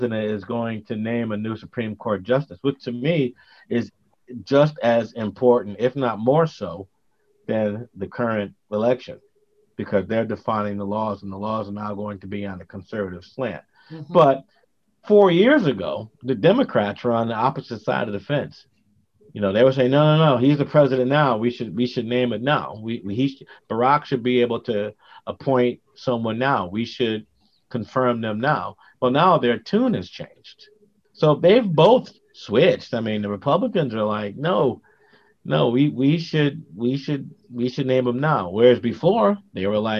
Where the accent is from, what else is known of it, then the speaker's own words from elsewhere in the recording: New Haven, Connecticut, United States; gangs were pretty prevalent when we grew up in New Haven